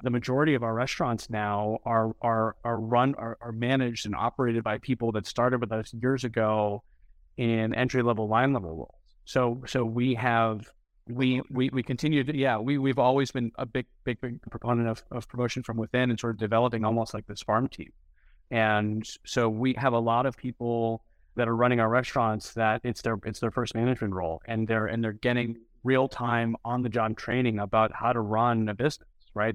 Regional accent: New England, United States; now in San Francisco, United States; I'm originally from New England

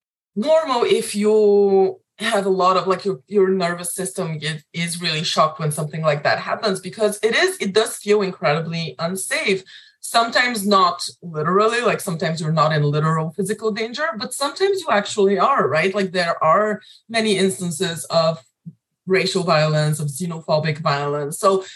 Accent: Bulgaria; accent: Bulgarian; English is a second language; now in United States; When I first came to the US, obviously my accent was different. It was a little thicker, like a little more Bulgarian sounding.

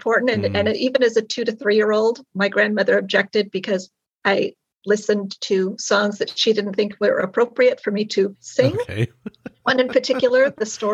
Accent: Long Beach, California, United States; now in Irvine, United States; I grew up in Long Beach, which is LA County.

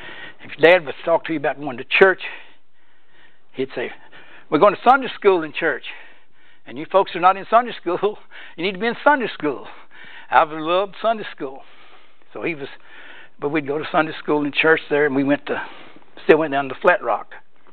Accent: Rockcastle County, Kentucky, United States; also born or lived in DeCourcy, Kenton County, Kentucky; But we moved back to Mount Vernon, back in Rockcastle County, in the county. We didn't live in town. We lived in the country.

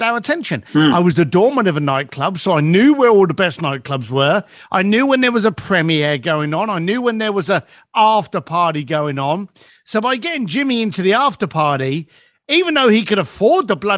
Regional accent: London, United Kingdom; As a bricklayer growing up in East London

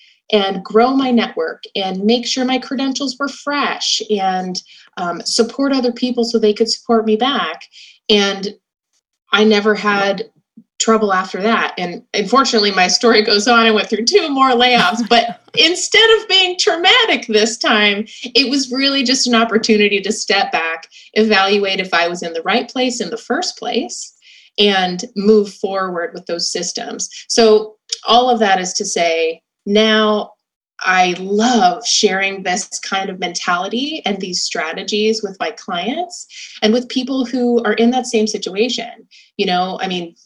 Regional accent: California, United States; also born or lived in Ohio; I grew up in California, and my parents had a small business in pharmaceutical recruiting

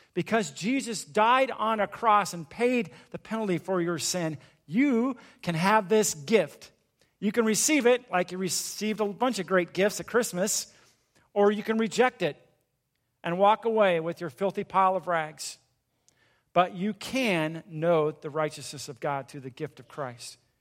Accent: Southern California, United States; I grew up in a small town in Southern California

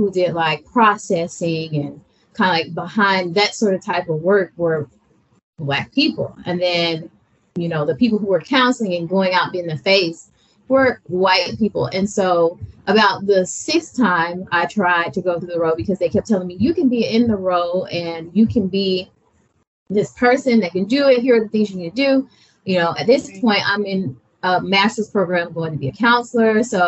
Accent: Alabama, United States; I'm from Alabama.

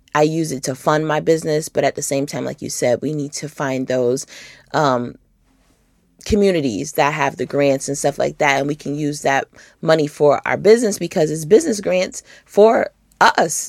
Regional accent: Rochester, New York, United States; now in Atlanta, United States; I'm from Rochester originally, and it gets really cold

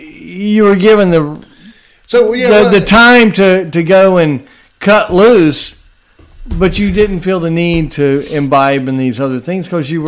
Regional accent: Charlotte, North Carolina, United States; I'm from Charlotte.

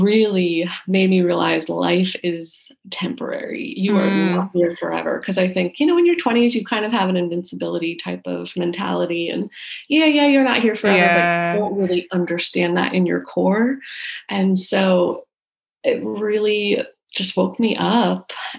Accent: New Jersey, United States; also born or lived in Chicago; now in Charleston, United States; I'm originally from New Jersey, outside New York City

